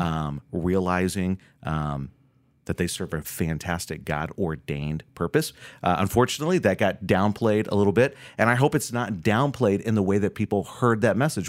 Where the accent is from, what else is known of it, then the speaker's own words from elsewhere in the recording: Florida, United States; now in Minnesota, United States; I grew up doing in Florida